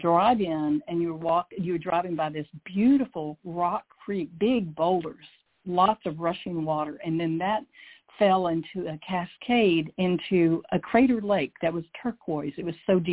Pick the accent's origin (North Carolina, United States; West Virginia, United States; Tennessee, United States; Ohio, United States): Tennessee, United States; Chattanooga; moved away; I grew up in Chattanooga. I was fifth of 10 children